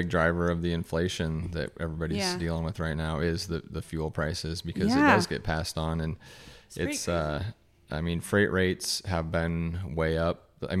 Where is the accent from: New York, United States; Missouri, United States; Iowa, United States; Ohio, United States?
Iowa, United States; Muscatine; I am from Muscatine.